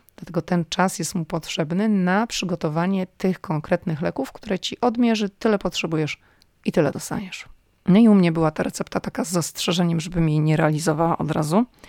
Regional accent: Poland; moved away as an adult; now in United States; jestem z Polski

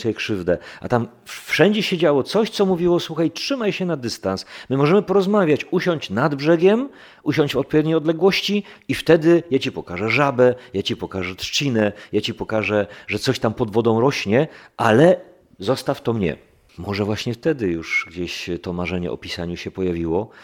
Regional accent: Silesian Voivodeship, Poland; ja jestem Ślązakiem z dziada, pradziada, jestem do tej ziemi bardzo mocno przywiązany

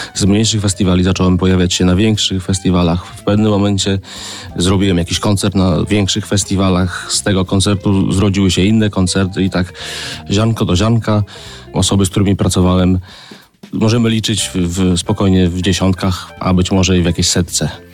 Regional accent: Grudziądz, Kuyavian-Pomeranian Voivodeship, Poland; … z Grudziądza, tak byłem nazywany

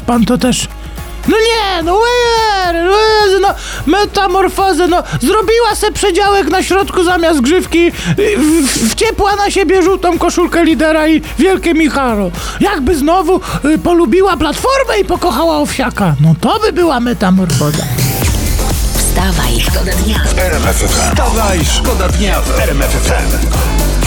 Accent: Poland; nas Polaków

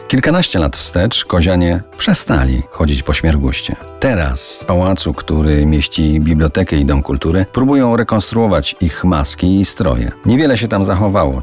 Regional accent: Kozy, Silesian Voivodeship, Poland; w mojej rodzinnej wsi Kozy u stóp Beskidu Małego

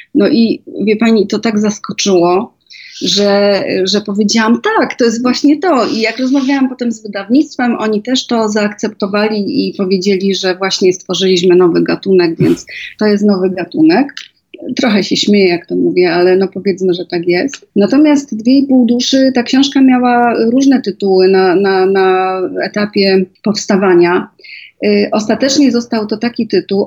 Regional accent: Żywiec, Silesian Voivodeship, Poland; Ja się urodziłam w Galicji, y, w Żywcu

